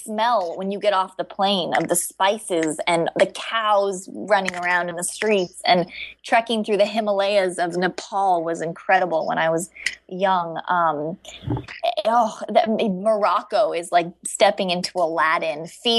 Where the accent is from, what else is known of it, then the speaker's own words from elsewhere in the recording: Bali, Indonesia; And then I grew up in Indonesia, so Bali Bali is definitely a second home to me.